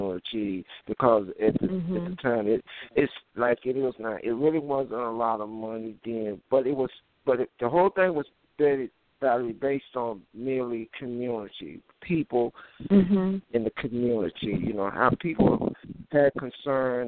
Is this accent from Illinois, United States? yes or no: yes; Chicago, Illinois, United States; I was from Mozart Street, 1131 South Mozart Street. That's where I raised up at.